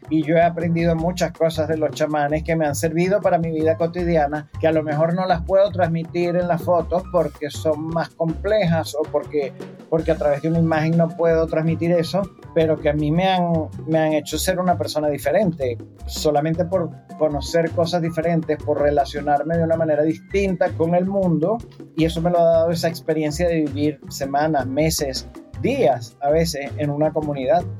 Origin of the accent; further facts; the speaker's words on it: Venezuela; Cuando estaba muy pequeño, aquí en Venezuela